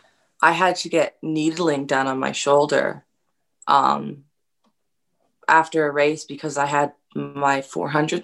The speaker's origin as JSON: {"language": "English", "town": "Campbell River", "region": "British Columbia", "country": "Canada", "tie": "born or raised there", "also_born_or_lived": "Minnesota", "moved": "yes", "said": "I joined summer club in my hometown of Campbell River when I was very young"}